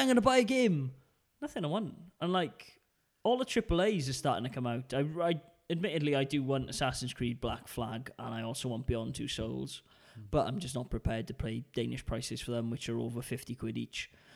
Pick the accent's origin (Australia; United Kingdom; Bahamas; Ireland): United Kingdom; now in Denmark; being British